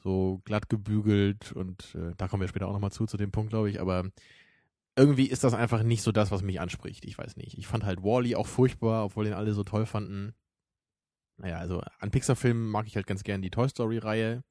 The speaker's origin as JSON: {"language": "German", "country": "Germany", "said": "bei uns in Deutschland"}